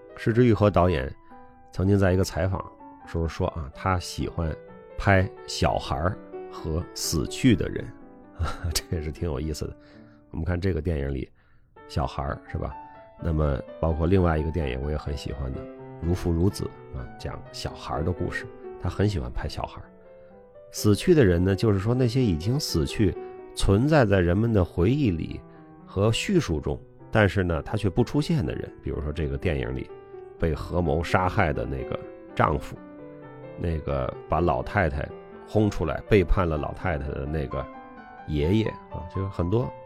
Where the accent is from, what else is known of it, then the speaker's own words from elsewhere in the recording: China; also born or lived in Beijing; 我们中国人喜欢往大了说